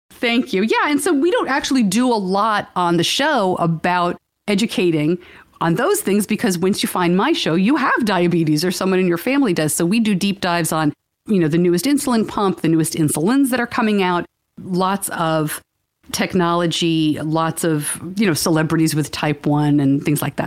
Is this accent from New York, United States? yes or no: yes; New York, United States; I'm from New York